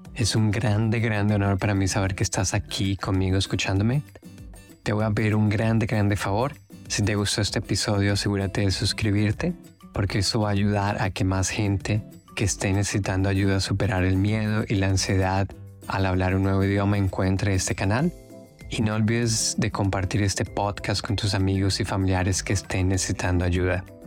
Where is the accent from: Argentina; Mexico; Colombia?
Colombia; now in Australia; como yo soy de Colombia y mi inglés no es mi primera lengua